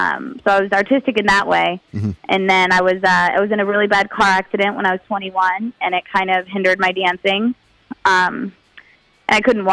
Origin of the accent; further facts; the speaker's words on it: Las Vegas, Nevada, United States; I grew up in Las Vegas, so there's not a lot of culture there. And You know, there's not a lot of art culture